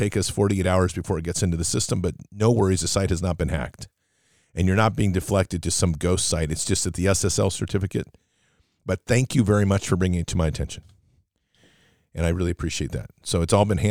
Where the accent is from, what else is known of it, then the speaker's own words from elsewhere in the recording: United States; because I'm American